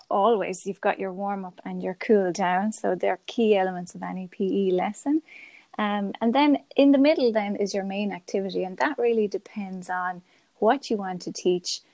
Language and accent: English; Galway, Connacht, Ireland; I'm from Galway, and I'm a primary school teacher